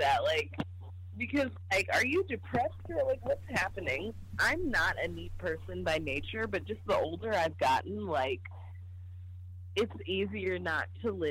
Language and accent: English; Los Angeles, California, United States; now in Boston, United States; I'm from Los Angeles.